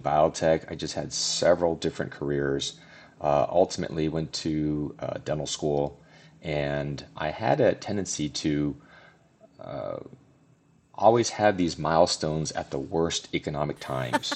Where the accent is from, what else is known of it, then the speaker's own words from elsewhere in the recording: Southern California, United States; moved away as an adult; now in Denver, United States; I'm originally from Southern California, born and raised